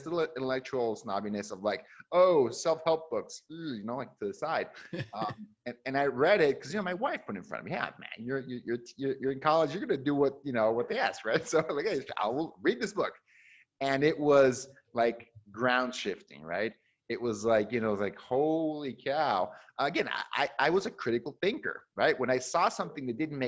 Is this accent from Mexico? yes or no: yes; Mexico; moved away as an adult; also born or lived in Seattle, Washington, United States; growing up in Mexico